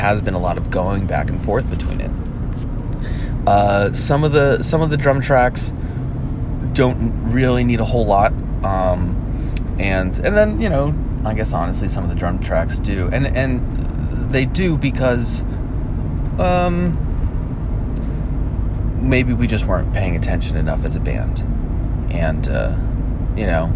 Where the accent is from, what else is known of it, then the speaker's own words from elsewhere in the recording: New Jersey, United States; growing up in New Jersey